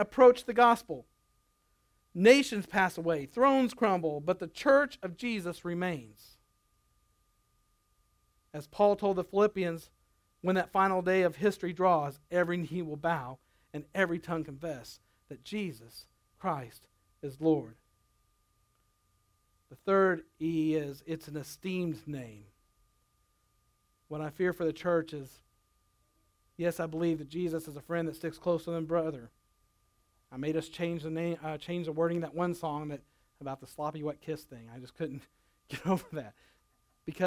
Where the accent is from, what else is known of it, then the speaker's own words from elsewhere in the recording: Nebraska, United States; moved away; also born or lived in Arkansas; I grew up in Nebraska where you wrestled people. When I moved to Arkansas and they boxed, I found out the hard way.